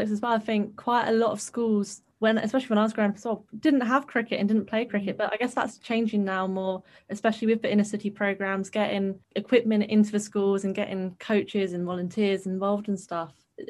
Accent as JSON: {"language": "English", "area": "Somerset", "region": "South West England", "country": "United Kingdom", "tie": "born or raised there", "said": "I grew up in Somerset. There's loads of fields, loads of kind of cricket clubs and stuff. And although like I wasn't from like a rich family"}